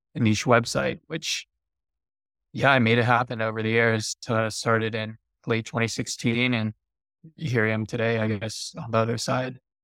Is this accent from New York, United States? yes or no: no; Pennsylvania, United States; moved away as an adult; also born or lived in Thailand / Bali / Hawaii; I grew up in the Midwest in, in Pennsylvania